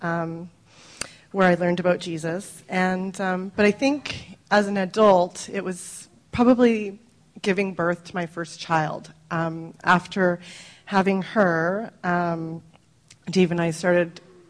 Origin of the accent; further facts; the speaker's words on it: Surrey, British Columbia, Canada; now in Langley, Canada; I grew up in Surrey, so not far from here